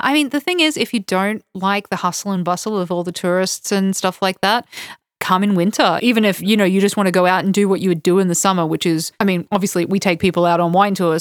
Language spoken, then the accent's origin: English; Toowoomba, Queensland, Australia; now in Georgia; I grew up in a place called Toowoomba